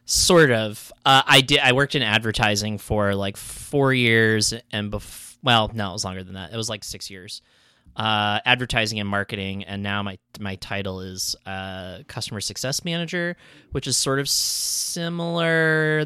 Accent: New England, United States; I grew up in New England

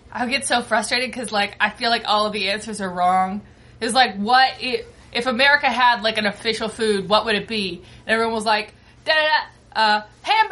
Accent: Minnesota, United States; moved away; I'm from Minnesota

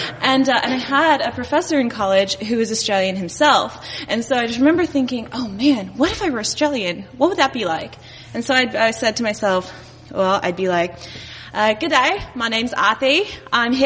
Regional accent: Dallas, Texas, United States; now in Chicago, United States; in Texas. I grew up in Dallas

